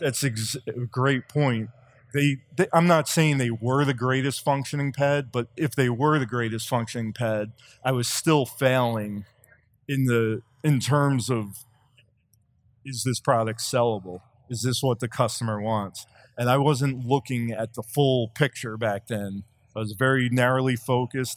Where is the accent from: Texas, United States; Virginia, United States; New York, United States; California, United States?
New York, United States; Long Island; I grew up on Long Island